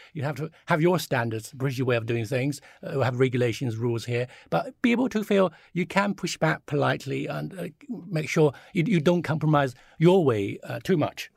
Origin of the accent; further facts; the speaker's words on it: China; now in United Kingdom; when I grew up in China in sort of, uh, late seventies or early eighties